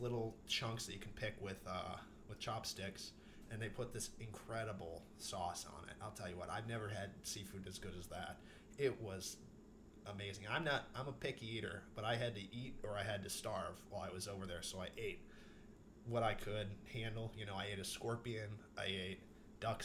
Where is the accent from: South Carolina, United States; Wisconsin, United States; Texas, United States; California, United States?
Wisconsin, United States; Wauwatosa; moved away as an adult; also born or lived in Dayton, Ohio; now in Dallas, United States; I'm from Wauwatosa, Wisconsin